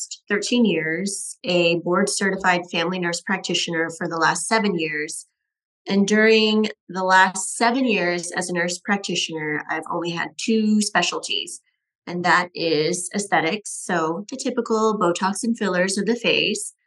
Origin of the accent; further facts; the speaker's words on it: Northern California, United States; moved away as an adult; also born or lived in Tampa, Florida; now in Scottsdale, United States; I'm originally from Northern California